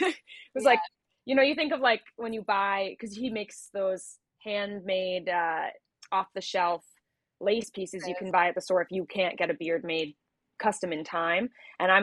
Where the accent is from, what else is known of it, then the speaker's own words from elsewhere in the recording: New Jersey, United States; now in Los Angeles, United States; I am from New Jersey originally, the great Garden State. Yeah, born and raised